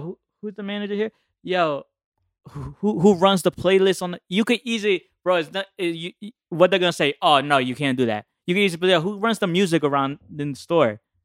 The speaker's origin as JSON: {"language": "English", "region": "New Jersey", "country": "United States", "said": "I'm from Jersey. nine seven three"}